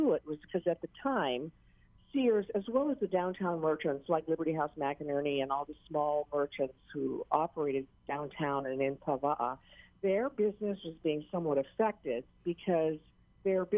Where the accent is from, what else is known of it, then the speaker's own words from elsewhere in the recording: Maui, Hawaii, United States; I was born and raised on Maui